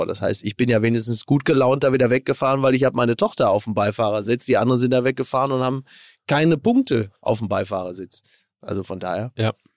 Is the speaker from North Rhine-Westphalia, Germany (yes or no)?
yes; Castrop-Rauxel, North Rhine-Westphalia, Germany; in meiner Heimat